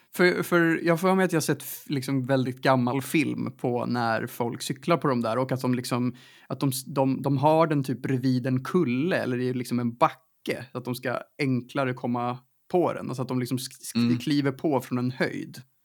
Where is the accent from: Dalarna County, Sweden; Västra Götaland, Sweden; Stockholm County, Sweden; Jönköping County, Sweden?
Stockholm County, Sweden; Stockholm; jag är uppvuxen i Stockholms innerstad